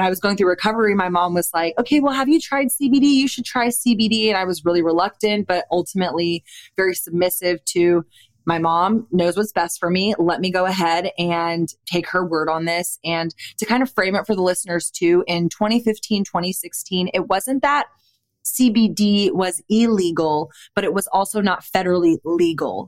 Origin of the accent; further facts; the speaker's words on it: Austin, Texas, United States; I'm born and raised in Austin, Texas, never lived anywhere but Austin, Texas